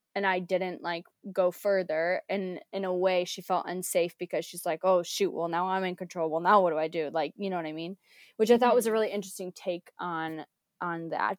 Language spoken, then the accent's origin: English; United States; moved away as an adult; also born or lived in Georgia; now in United Kingdom; I'm American